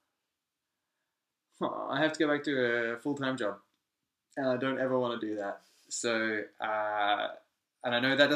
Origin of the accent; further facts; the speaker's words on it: Australia; I'm Australian